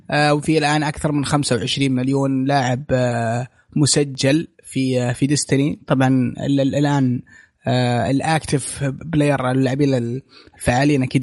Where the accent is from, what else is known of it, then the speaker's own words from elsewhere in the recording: Saudi Arabia; وما في رد رسمي من من عندنا في السعوديه